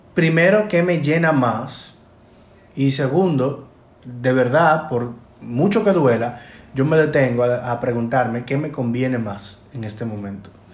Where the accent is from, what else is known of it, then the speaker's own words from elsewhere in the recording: Dominican Republic; nosotros como dominicanos